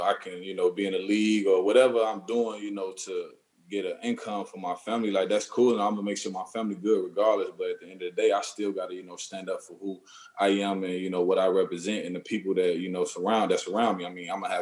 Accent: Chicago, Illinois, United States; I'm from Chicago

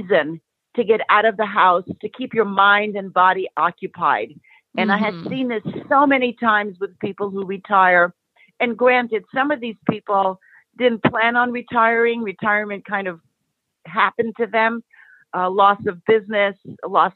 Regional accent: New York City, New York, United States; now in Los Angeles, United States; I am living in Los Angeles. I was originally from New York City. I am a child of immigrants. My parents came from the country of Greece, and I grew up immersed in that culture, and I'm bilingual.

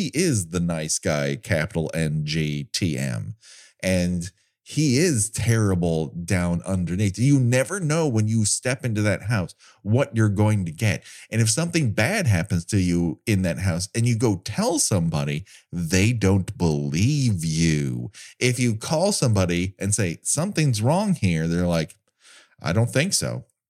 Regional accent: Glendale, California, United States; I grew up in Glendale.

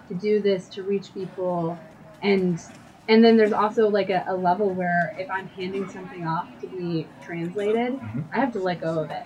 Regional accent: United States; growing up in the United States and in like a church culture

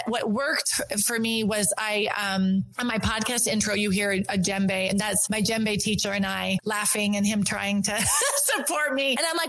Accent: North Dakota, United States; also born or lived in Switzerland; I'm from North Dakota. I told my story. And at the end, people are like, you're not from North Dakota. And I'm like, yeah, I am. And they're like, no, your accent.

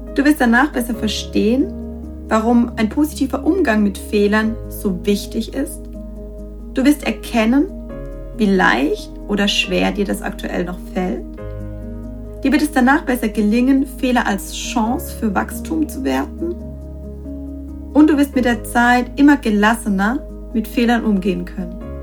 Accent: Germany; bei uns in Deutschland

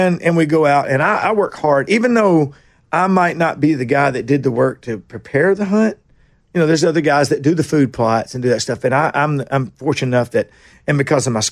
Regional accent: Nashville, Tennessee, United States; also born or lived in Kingston Springs; I'm from Nashville. I was born in General Hospital down here

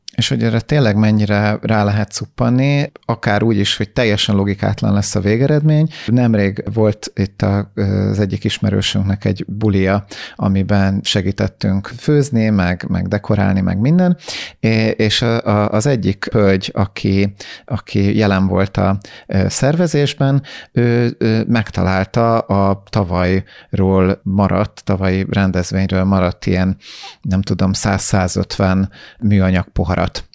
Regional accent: Hungary; Magyarként sokkal jobban bennünk van ez, mert mi nem egy jóléti társadalomból jöttünk

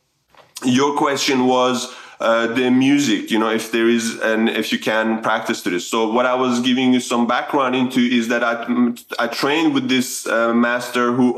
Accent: Sweden; moved away as an adult; also born or lived in Iran; now in Australia; I was born in Iran, migrated to Sweden at a very young age, 8. There was because of the Iran-Iraq war at the time, my family migrated to Sweden, and that's where I grew up

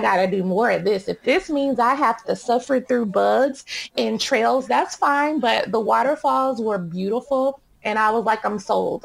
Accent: Dallas, Texas, United States; I grew up in Dallas, Texas

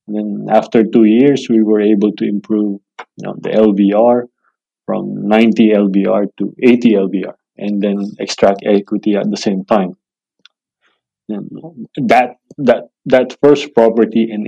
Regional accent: Manila, Metro Manila, Philippines; now in Australia; growing up in Manila, it's really good.

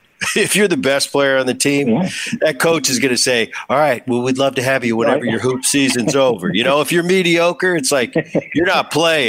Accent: California, United States; in Southern Cal, I grew up in Orange County.

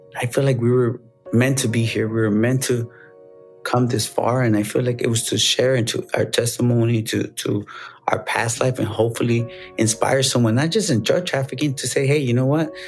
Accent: Chicago, Illinois, United States; I was born in Chicago, made in America

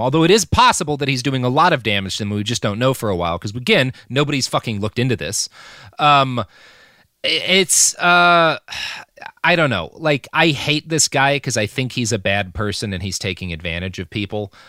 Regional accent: Texas, United States; where I grew up in Texas

